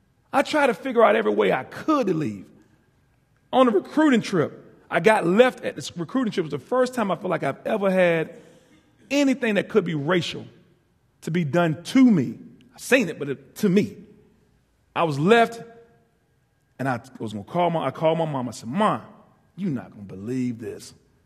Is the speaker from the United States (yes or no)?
yes; East Coast, United States; I'm from the East Coast.